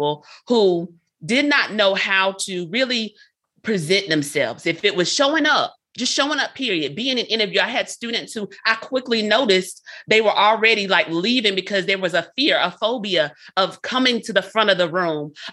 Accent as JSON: {"language": "English", "town": "Lumberton", "region": "North Carolina", "country": "United States", "tie": "born or raised there", "also_born_or_lived": "Fayetteville, North Carolina", "moved": "as an adult", "said": "I'm from North Carolina, Lumberton, North Carolina is where I'm from, born and raised"}